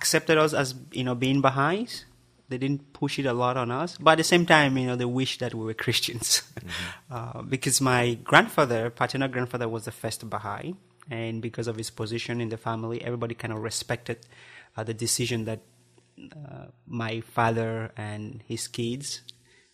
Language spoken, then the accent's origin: English; Southwest Region, Cameroon; first language Barombi; English is a second language; moved away; I grew up in Cameroon, the country in West Central Africa. I was born in a little village in the southwest of the country